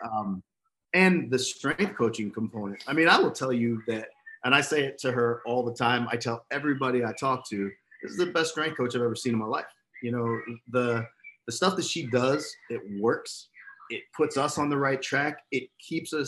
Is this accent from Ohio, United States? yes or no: no; Philadelphia, Pennsylvania, United States; moved away; I'm from Philly